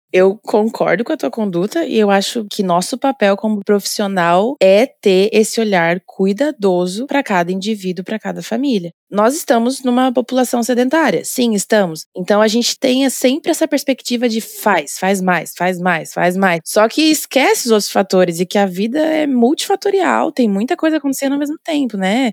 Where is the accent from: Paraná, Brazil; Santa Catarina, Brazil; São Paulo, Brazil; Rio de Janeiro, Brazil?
Paraná, Brazil; Londrina; moved away as an adult; also born or lived in Florianópolis, Brazil; A minha graduação foi na Universidade Estadual de Londrina, lá do norte do Paraná, minha cidade natal.